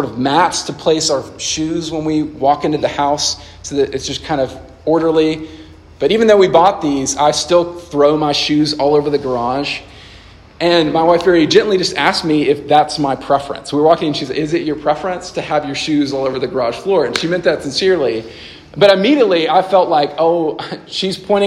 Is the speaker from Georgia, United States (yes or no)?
no; Nashville, Tennessee, United States; I grew up in Nashville, Tennessee, and I love Nashville, still love it.